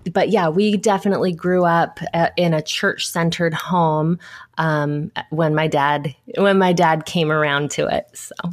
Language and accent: English; Southern California, United States; I grew up in Southern California, which is where I still live now.